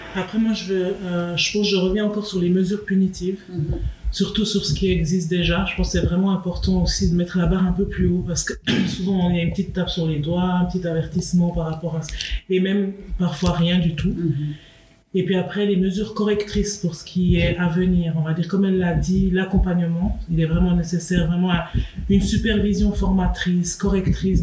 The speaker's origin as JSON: {"language": "French", "country": "Switzerland", "tie": "born or raised there", "said": "moi je suis née en Suisse, j'ai grandi en Suisse"}